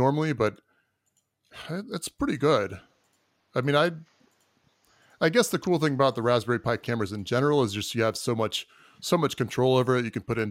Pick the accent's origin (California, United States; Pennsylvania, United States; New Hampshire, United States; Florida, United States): Florida, United States; I am from Florida.